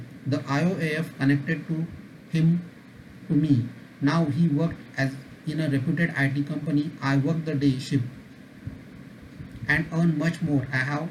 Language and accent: English; Pune, Maharashtra, India; I am from Pune. I am digital marketing trainer and consultant. I have trained many physical disabled people across India